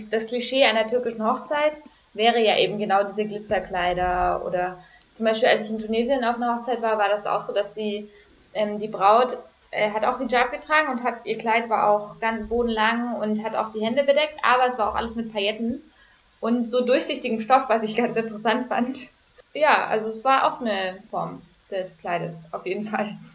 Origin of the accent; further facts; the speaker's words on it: Germany; weil ich bin ja in Deutschland groß geworden